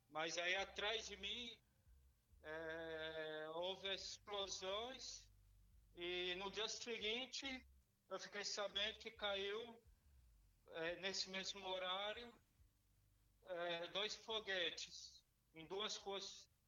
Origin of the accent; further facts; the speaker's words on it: São Paulo, Brazil; now in Petah Tikva, Israel; Eu sou de São Paulo, da Zona Sul.